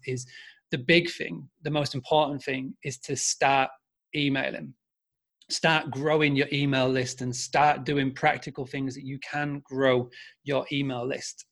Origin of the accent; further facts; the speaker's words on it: Yorkshire and the Humber, United Kingdom; accent: Yorkshire; my Yorkshire accent